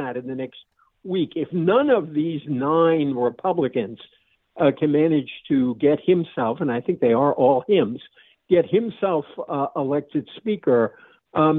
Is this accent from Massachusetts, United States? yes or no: yes; Massachusetts, United States; my home state of Massachusetts